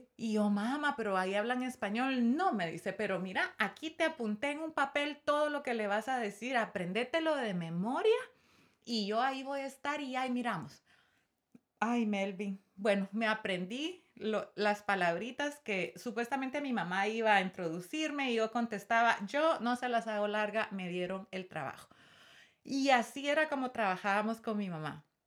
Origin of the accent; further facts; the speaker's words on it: Guatemala; moved away as an adult; now in United States; yo amo mi país y estoy muy orgullosa de donde vengo